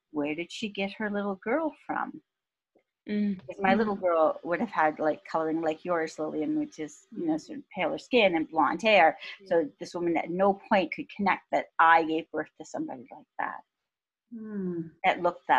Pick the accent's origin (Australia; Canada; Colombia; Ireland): Canada; Cambridge, Ontario; English is a second language; moved away as an adult; also born or lived in Karachi, Pakistan / Ottawa, Canada; I grew up in Cambridge.